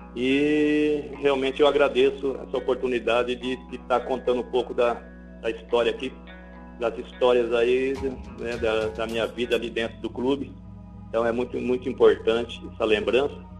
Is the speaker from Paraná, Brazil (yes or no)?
yes; Londrina, Paraná, Brazil; por ser da, de Londrina, é, realmente ter iniciado no Londrina